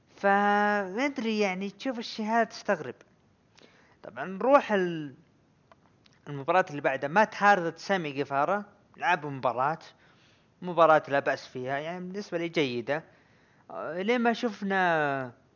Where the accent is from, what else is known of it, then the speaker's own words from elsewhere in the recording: Saudi Arabia; عندنا بالسعوديه